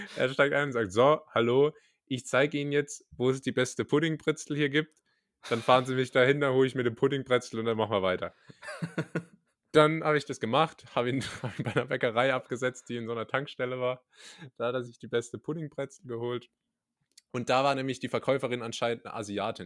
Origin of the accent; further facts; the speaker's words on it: Rhineland-Palatinate, Germany; da, wo ich herkomme in der Pfalz